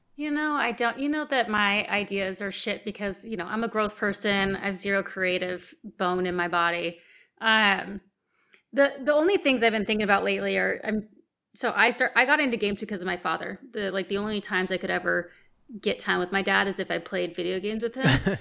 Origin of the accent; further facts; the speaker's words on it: United States; I'm American.